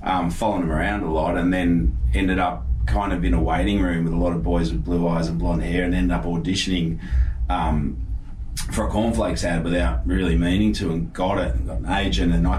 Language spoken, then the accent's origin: English; Cronulla, New South Wales, Australia; I was from Cronulla